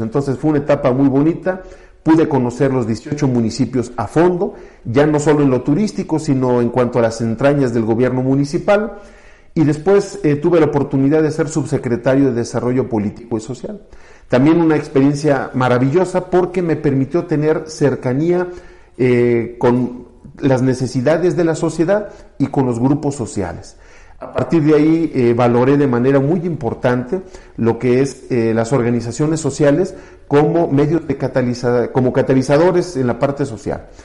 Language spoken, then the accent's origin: Spanish; Santiago de Querétaro, Querétaro, Mexico; me fui creciendo en aquel Querétaro, todavía muy chiquito